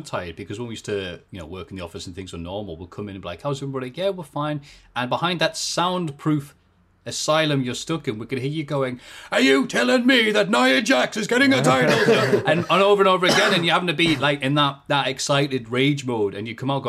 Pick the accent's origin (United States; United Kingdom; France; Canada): United Kingdom; England; When it comes to my accent, I'll just change it. I'm like a chameleon. So when I go over to, you know, overseas or whatever, obviously it hasn't happened in a while, but I won't be like, Yari, mate. I'll be like, hello. Yes, I am from England.